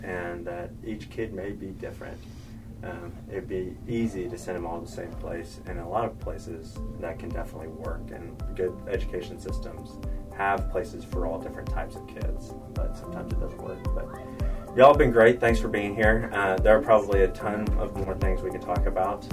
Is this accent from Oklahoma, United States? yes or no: yes; Oklahoma, United States; also born or lived in the Carolinas; I grew up in Oklahoma